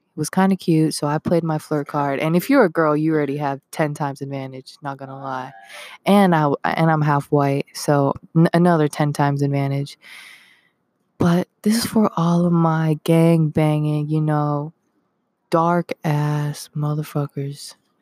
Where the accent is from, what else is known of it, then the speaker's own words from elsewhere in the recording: Henderson, Nevada, United States; I'm from Henderson, so I don't consider myself a Vegas kid